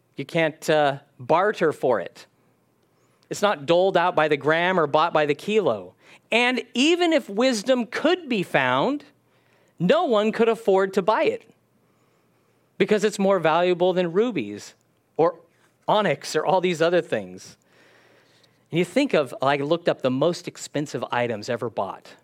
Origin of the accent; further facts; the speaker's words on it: California, United States; I was born in California